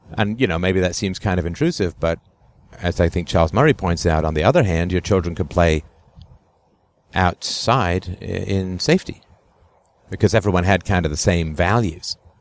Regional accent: England, United Kingdom; when I was a kid growing up in England

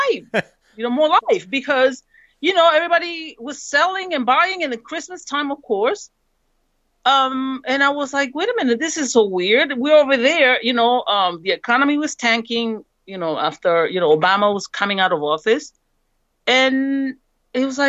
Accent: San Pedro Sula, Cortés, Honduras; now in United States; I'm from San Pedro Sula. That's where the caravan came from.

